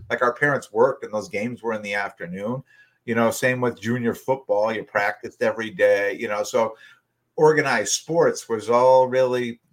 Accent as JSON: {"language": "English", "town": "Wallingford", "region": "Connecticut", "country": "United States", "tie": "born or raised there", "said": "where we live, you know, where we grew up in Wallingford"}